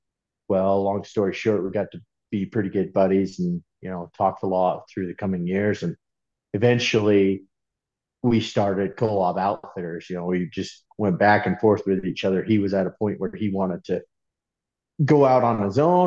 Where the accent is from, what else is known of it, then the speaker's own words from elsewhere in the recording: Delta, Utah, United States; I grew up in Delta, Utah